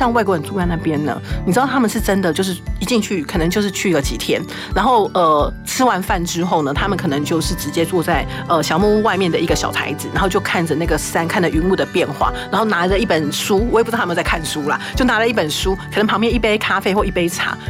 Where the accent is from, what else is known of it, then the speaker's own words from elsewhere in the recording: Taiwan; also born or lived in Tainan / Ruisui, Hualien (family home); 为什么我们台湾人不知道的地方，外国人都知道？